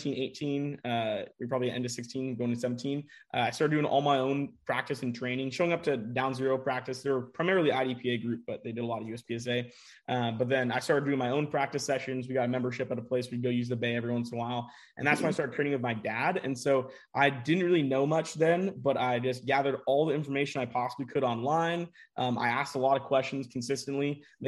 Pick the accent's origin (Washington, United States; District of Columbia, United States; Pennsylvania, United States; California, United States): Washington, United States; Bellevue; I'm from Bellevue, Washington, just outside of Seattle